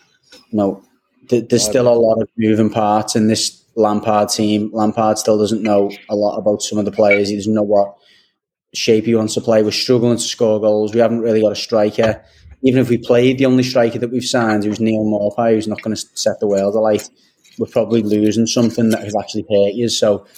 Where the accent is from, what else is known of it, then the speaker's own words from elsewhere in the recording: Liverpool, North West England, United Kingdom; we're Scousers above all else, and we do have that identity